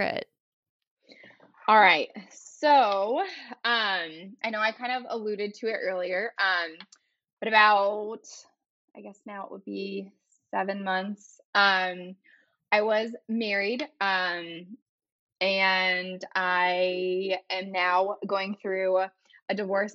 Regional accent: California, United States; moved away as an adult; also born or lived in North Carolina; now in Raleigh, United States; I'm actually originally from California

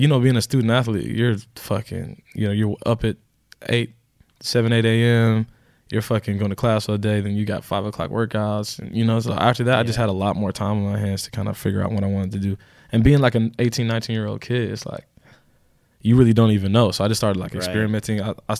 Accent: Houston, Texas, United States; In Texas. In Houston.

